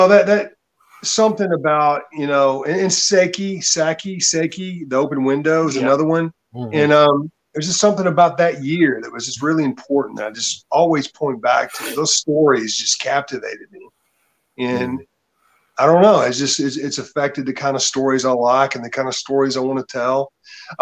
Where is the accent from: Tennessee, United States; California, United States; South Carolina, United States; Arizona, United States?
Tennessee, United States; I'm from Tennessee. Pretty much grew up on a farm